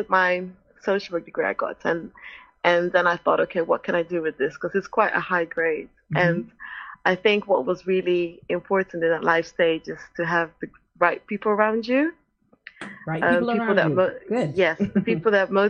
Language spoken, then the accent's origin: English; Netherlands; English is a second language; moved away as an adult; also born or lived in United States; now in England, United Kingdom; as a Dutch person, am I going to get in there? You know, English is my second language